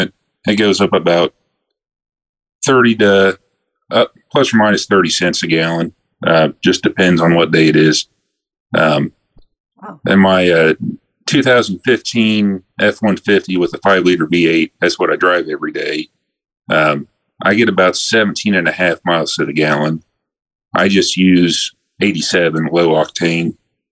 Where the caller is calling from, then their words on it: Columbus, Ohio, United States; I'm here in Columbus, Ohio.